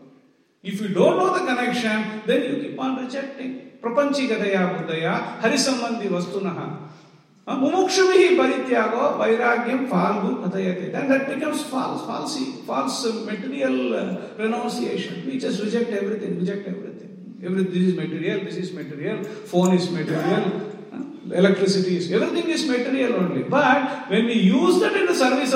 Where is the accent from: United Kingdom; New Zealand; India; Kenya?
India; This birth we have taken in the Indian soil.